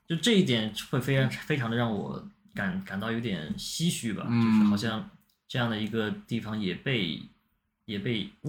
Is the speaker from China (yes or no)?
yes; Xinjiang, China; 大家会觉得我是一个新疆人，我应该会跳舞，我应该懂得怎么说新疆话，但其实完全不会。